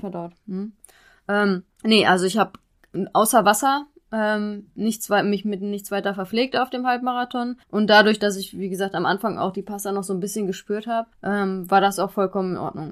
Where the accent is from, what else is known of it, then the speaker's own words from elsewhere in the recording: Xanten, North Rhine-Westphalia, Germany; now in Dresden, Germany; in meiner Heimat, also oder ganz nah an meiner Heimat dran. In Xanten bin ich zur Schule gegangen